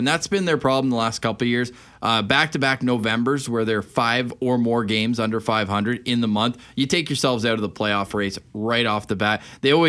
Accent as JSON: {"language": "English", "town": "Ottawa", "region": "Ontario", "country": "Canada", "tie": "born or raised there", "also_born_or_lived": "Toronto", "moved": "as an adult", "lives_now": "Winnipeg, Canada", "said": "I grew up in Ottawa, born and raised. I actually was born the year the Sens got a team"}